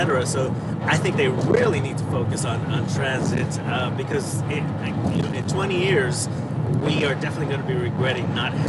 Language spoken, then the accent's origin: English; Los Angeles, California, United States; moved away as an adult; also born or lived in Seattle area, Washington; now in Seattle, United States; I moved up here in 97. What I didn't mention was where I moved from. I moved from Los Angeles. So I grew up in Los Angeles